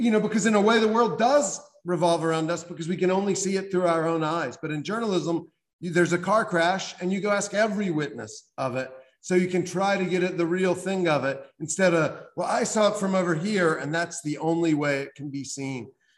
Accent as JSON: {"language": "English", "region": "South Carolina", "country": "United States", "tie": "born or raised there", "said": "I grew up in South Carolina in a family that had been slaveholders"}